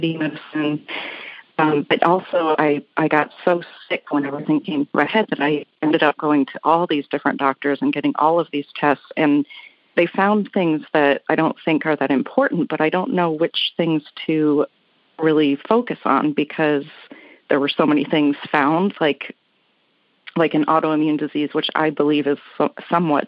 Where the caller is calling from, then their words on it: Phoenix, Arizona, United States; I'm calling from Phoenix, Arizona